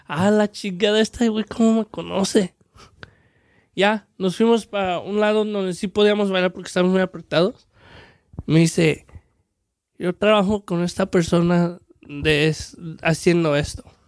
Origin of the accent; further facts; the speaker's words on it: Aguascalientes, Mexico; now in United States; somos de Aguascalientes